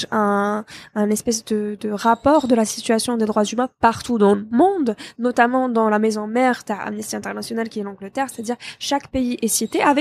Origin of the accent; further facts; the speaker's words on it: Algiers, Algiers Province, Algeria; also born or lived in Bou Saâda; Moi, j'ai grandi ici à Alger.